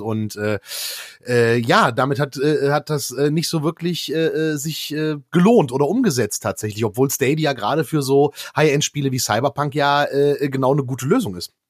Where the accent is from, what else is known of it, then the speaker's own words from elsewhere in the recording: Erkrath, North Rhine-Westphalia, Germany; da mein Heimatort Erkrath nicht in Arkansas liegt, sondern in äh, äh, äh, North Rhine-Westphalia